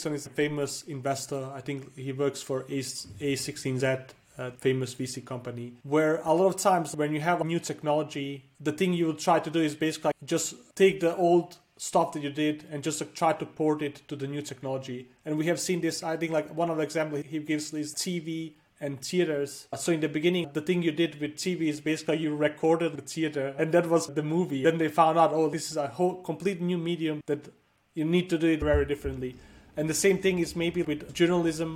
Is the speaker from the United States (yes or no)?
no; Denmark; also born or lived in Bosnia; I was born in Bosnia in a small town called, it's where the Kingdom of Bosnia was thousands of years ago. It's a super small town. My family lived there for a long time. Then like a war came and we had to refugee. We went to Denmark and I grew up in Denmark, studied there and lived there for most of my life.